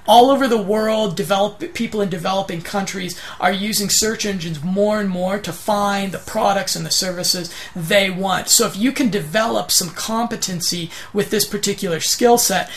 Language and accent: English; United States; accent: monotone American; my monotone American accent